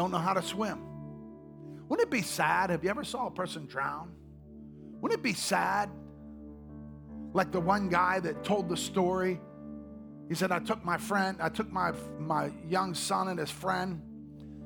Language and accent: English; Oklahoma, United States; moved away; I come from Oklahoma